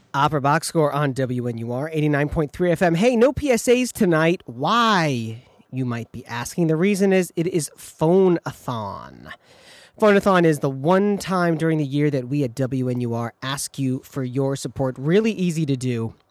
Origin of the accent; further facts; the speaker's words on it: Michigan, United States; now in Chicago, United States; Growing up in Michigan